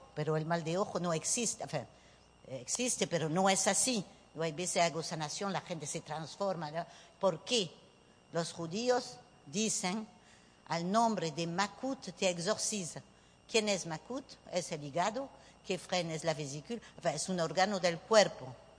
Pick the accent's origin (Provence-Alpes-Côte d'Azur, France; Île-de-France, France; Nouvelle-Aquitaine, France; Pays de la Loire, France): Nouvelle-Aquitaine, France; Spanish is a second language; moved away as an adult; also born or lived in Bordeaux / Bayonne / Paris; now in Venezuela; soy francesa de papá vasco español. Voilà, nací en Burdeos